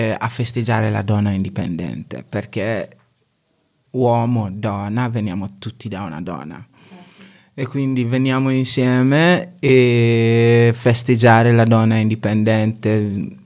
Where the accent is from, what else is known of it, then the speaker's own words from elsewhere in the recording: Ghana; Italian is a second language; also born or lived in Pergine, Italy; now in Italy; sono, sono ghanese, vengo dal Ghana